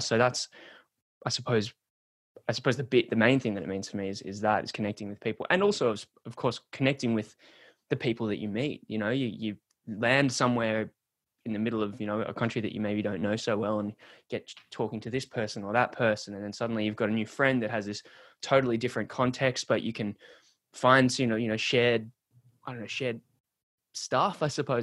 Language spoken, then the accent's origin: English; Sydney, New South Wales, Australia; moved away as an adult; now in Melbourne, Australia; I'm from, I grew up in Sydney, Australia, and moved, moved from Sydney to, to Melbourne